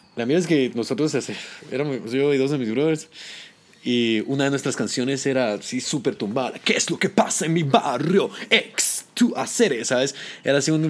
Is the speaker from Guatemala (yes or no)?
yes; Guatemala; moved away as an adult; also born or lived in New York / Los Angeles; now in United States; por enorgullecer a mi pueblo